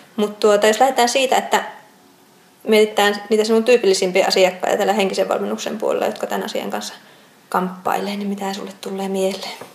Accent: Outokumpu, North Karelia, Finland; Outokumpu on minun kotikaupunki

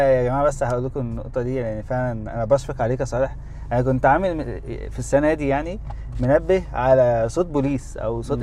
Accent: Egypt; إحنا كمصريين

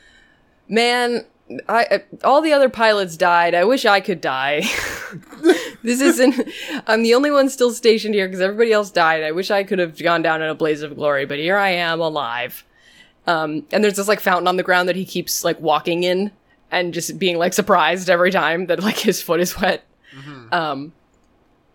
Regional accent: Boston, Massachusetts, United States; my culture as a Bostonian

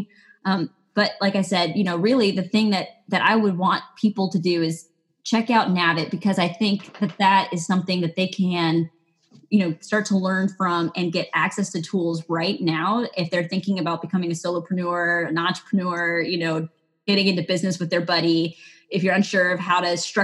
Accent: Texas, United States; now in Maine, United States; I was born in Texas

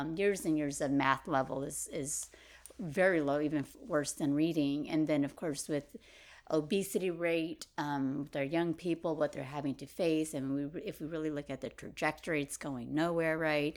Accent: Merced, California, United States; I grew up in Merced

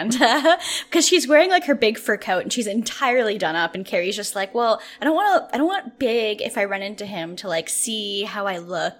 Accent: Canada; I'm Canadian

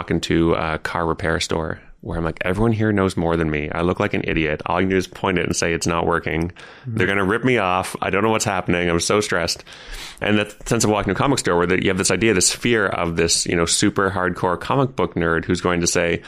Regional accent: Ottawa, Ontario, Canada; moved away as an adult; also born or lived in Toronto; I grew up in Ottawa, our nation's capital

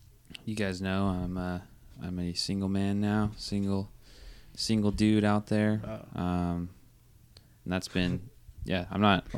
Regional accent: United States; I'm from Washington

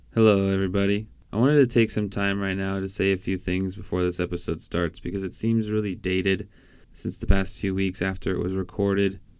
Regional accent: Washington, United States; I'm from Washington State

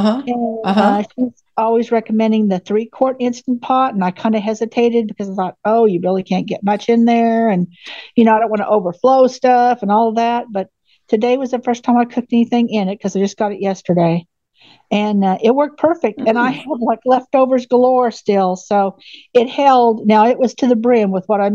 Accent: Oklahoma, United States; I'm from Oklahoma

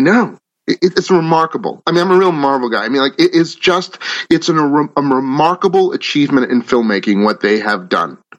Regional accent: Natick, Massachusetts, United States; I grew up in Natick, Massachusetts

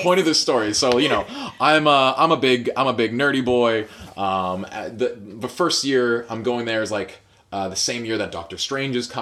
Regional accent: Fort Langley, British Columbia, Canada; now in Vancouver, Canada; I grew up in Fort Langley

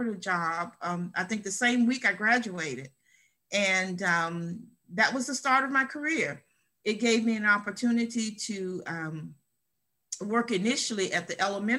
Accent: Columbia, United States; right here in Columbia, my hometown

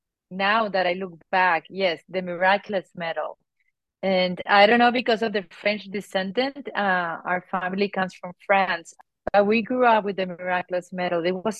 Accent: Colombia; Yes, I grew up in Colombia, South America. I am the oldest of five, grew up on a Catholic family

